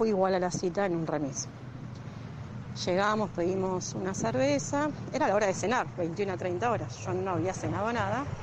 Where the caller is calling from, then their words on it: Temperley, Buenos Aires Province, Argentina; Hola Doc, eh … de Tamperley.